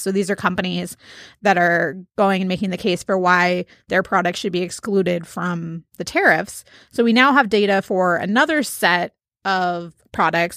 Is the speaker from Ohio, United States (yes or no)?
yes; Cincinnati, Ohio, United States; my hometown of Cincinnati